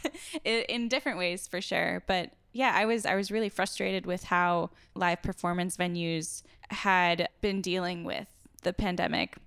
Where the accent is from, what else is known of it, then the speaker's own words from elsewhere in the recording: Door County, Wisconsin, United States; the Wall Street Journal just wrote about my hometown